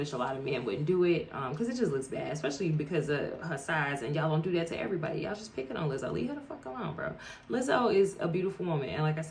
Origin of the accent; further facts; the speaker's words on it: Chicago, Illinois, United States; Bitch, so I'm from Chicago. Chicago footwork.